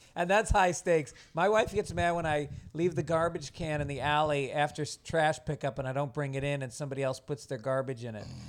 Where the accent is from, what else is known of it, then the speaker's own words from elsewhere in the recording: New York, United States; also born or lived in Venice, Los Angeles; now in Los Angeles, United States; I'm from New York